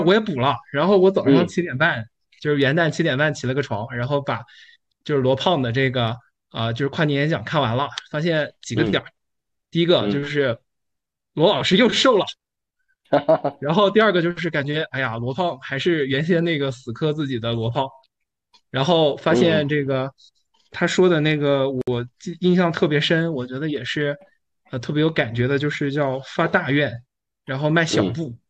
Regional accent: Kunming, Yunnan, China; 我是来自昆明

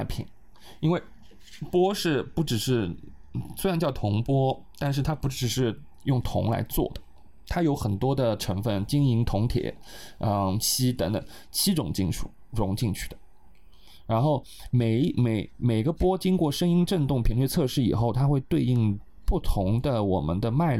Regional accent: Tibet, China; 然后我想，我们西藏人真的会这个东西吗？然后我就很好奇的跑过去看，然后发现我们的西藏没有这些东西。

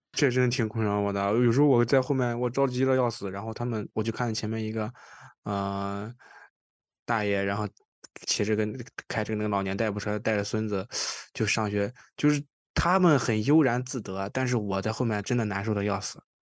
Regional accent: Qingdao, Shandong, China; now in Toronto, Canada; 我因为我是青岛人嘛，在青岛其实还好，因为青岛骑自行车的人比较少

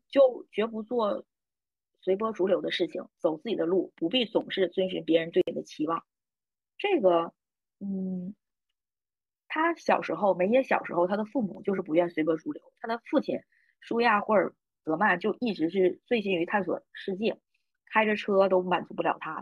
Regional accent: Northeast China, China; accent: Northeastern (Dongbei) dialect; 我们东北话经常说嘛

